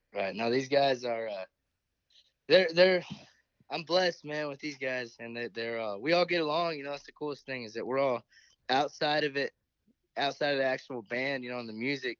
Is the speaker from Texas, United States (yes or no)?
yes; Midland, Texas, United States; also born or lived in Comanche, Texas; I grew up in Midland